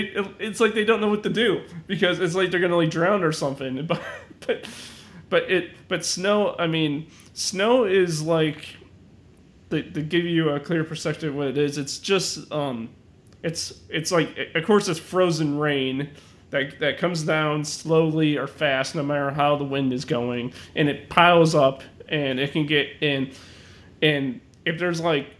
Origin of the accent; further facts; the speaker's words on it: Chicago, Illinois, United States; I'm actually from, I mean, Chicago. I mean, I'm from Chicago. That's where I live.